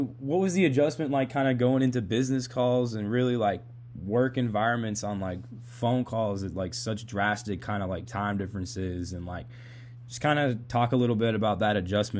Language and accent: English; Boston, Massachusetts, United States; I'm from Boston. I don't know if they told you that before we did this. I'm from Massachusetts.